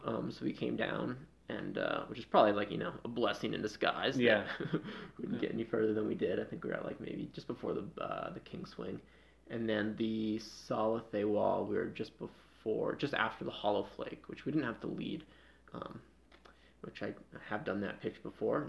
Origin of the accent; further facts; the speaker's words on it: Freedom, Maine, United States; moved away as an adult; also born or lived in New England; now in Denver, United States; I grew up in Maine. Yeah, yeah. a small town called Freedom.